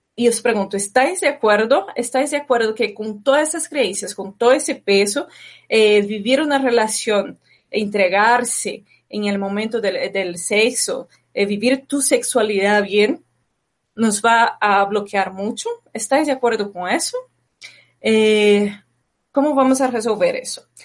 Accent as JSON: {"language": "Spanish", "country": "Brazil", "tie": "born or raised there", "moved": "yes", "said": "de pequeña viví en Brasil"}